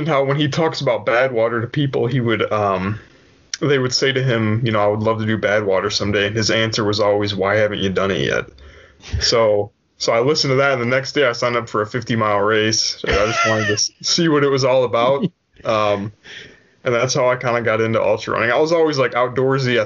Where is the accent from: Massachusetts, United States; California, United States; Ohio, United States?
Ohio, United States; Cleveland; moved away as an adult; now in Raleigh, United States; I'm from Cleveland, Ohio